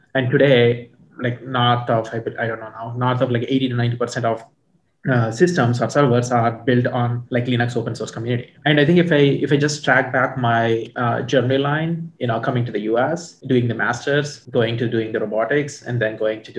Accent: India; moved away as an adult; now in United States; I ended up growing up in India and coming to US

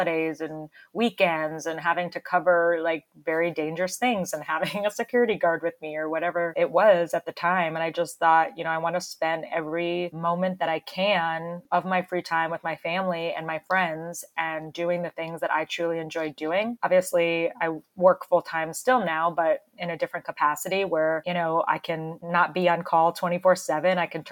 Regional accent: Florida, United States; moved away; my hometown in Florida

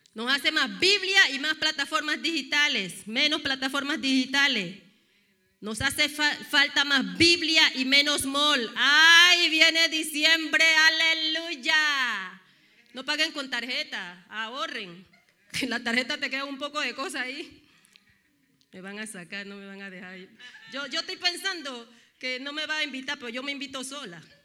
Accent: Panama; Soy panameña con cara de dominicana

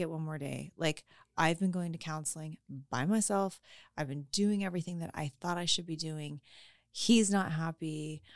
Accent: Colorado, United States; I was born and raised in Colorado, and I've never known anything else

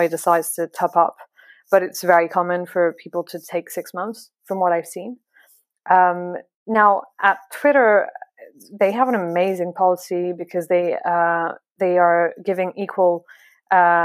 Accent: France; English is a second language; now in London, United Kingdom; I'm French

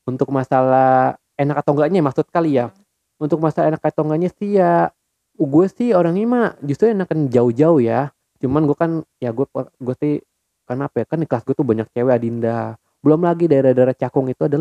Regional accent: Jakarta, Indonesia; born there; gua lahir di Jakarta 16 November 1999

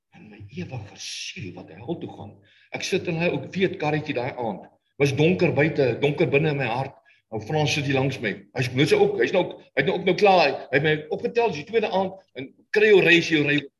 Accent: South Africa; moved away; ons Suid-Afrikaners

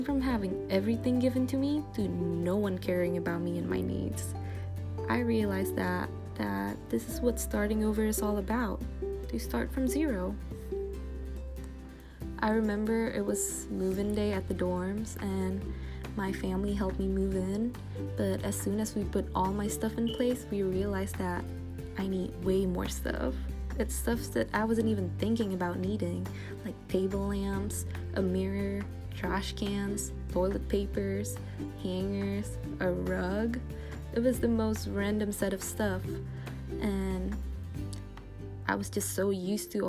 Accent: Jakarta, Indonesia; moved away as an adult; now in Los Angeles, United States; It wasn't easy leaving Jakarta

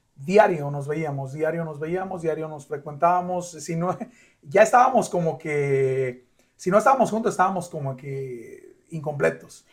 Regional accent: Sanford, North Carolina, United States; hasta la edad de tres años fue cuando ya conviví con él, que llegamos aquí a a Carolina del Norte, a Sanford, mi rancho

